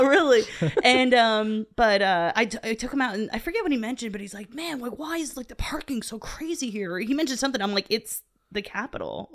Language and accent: English; Pottsville, Pennsylvania, United States; also born or lived in Port Carbon, Pennsylvania; I'm from Port Carbon, but I'm literally just uh, I grew up in Pottsville